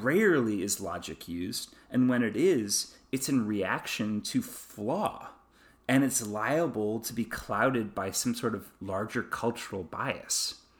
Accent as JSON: {"language": "English", "country": "United States", "tie": "born or raised there", "said": "being an American, growing up in American cultural systems"}